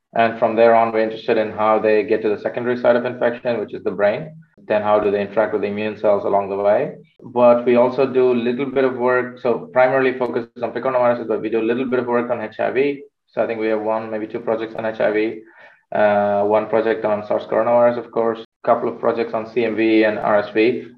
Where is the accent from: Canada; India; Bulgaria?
India; Chennai, Tamil Nadu; moved away as an adult; also born or lived in United Kingdom / Netherlands; now in Amsterdam, Netherlands; I'm originally from India, from the south of India in Chennai. So that's where I studied. I did my uh, bachelor's there.